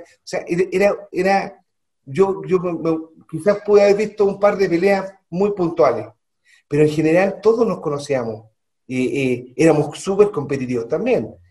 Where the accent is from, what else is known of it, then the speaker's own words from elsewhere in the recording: Santiago, Santiago Metropolitan Region, Chile; moved away as an adult; also born or lived in Calama / Copiapó; Yo soy de Santiago, mi familia es de Santiago, mi madre es de los Andes